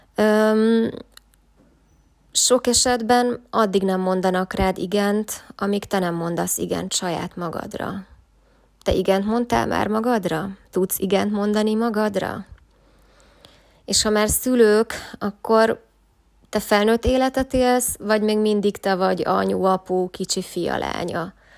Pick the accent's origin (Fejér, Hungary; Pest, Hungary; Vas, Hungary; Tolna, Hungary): Vas, Hungary; Szombathely; moved away as an adult; én pedig szombathelyi vagyok